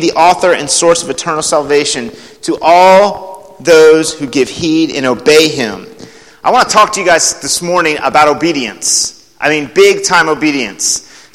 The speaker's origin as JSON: {"language": "English", "region": "Alabama", "country": "United States", "said": "they all know we're from Alabama"}